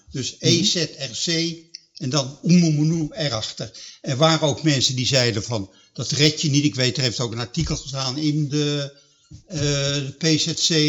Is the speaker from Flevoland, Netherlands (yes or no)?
no; Hilversum, North Holland, Netherlands; now in Middelburg, Netherlands; Ik kwam uit Hilversum, daar speelde ik toen al een jaar of tien rugby. En toen kwam ik in Middelburg wonen en daar was geen rugbyclub.